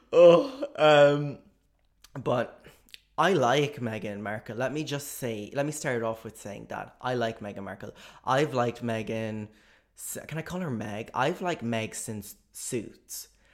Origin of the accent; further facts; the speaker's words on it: Ireland; as an Irish person